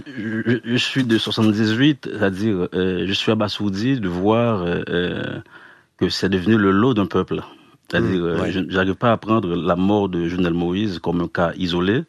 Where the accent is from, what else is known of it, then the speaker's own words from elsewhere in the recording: Haiti; on est haïtien